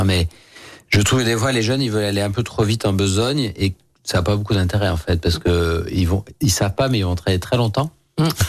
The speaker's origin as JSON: {"language": "French", "town": "Lyon", "region": "Auvergne-Rhône-Alpes", "country": "France", "tie": "born or raised there", "said": "Moi, pur lyonnais, je suis né à Lyon 7e"}